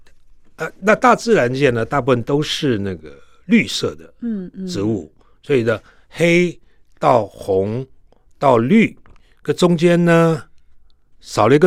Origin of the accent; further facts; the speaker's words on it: Taiwan; 像我是爸妈都都本省人嘛，台湾人，所以我的台湾话没问题。啊，中文没问题，英语没问题，